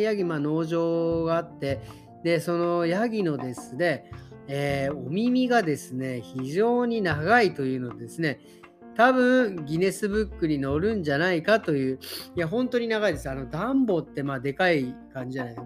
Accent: Tokyo, Japan; now in Berlin, Germany; 僕、東京出身

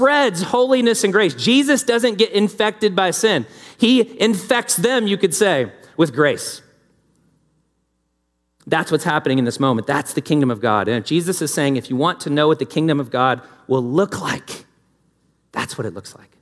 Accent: the South, United States; moved away; I grew up in the South with Southern hospitality

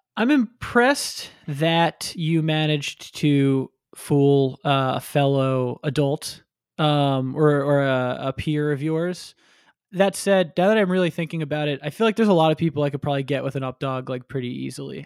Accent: Coral Springs, Florida, United States; I'm from Coral Springs

